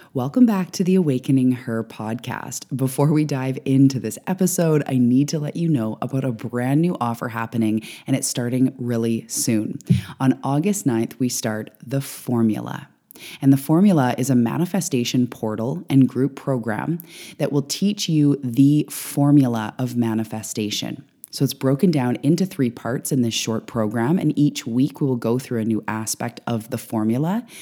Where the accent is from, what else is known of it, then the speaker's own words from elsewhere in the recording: Canada; also born or lived in Vancouver Island, British Columbia; I am a Canadian living on the West Coast